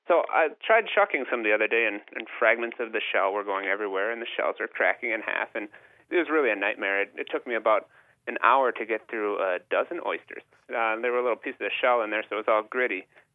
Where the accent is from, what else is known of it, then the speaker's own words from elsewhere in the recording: Minneapolis, Minnesota, United States; now in Phoenixville, United States; I'm originally from Minneapolis, and I've been on the East Coast for a few years now